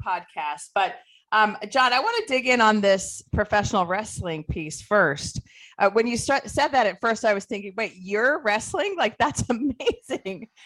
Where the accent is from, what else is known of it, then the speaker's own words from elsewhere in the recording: Ohio, United States; I'm from Ohio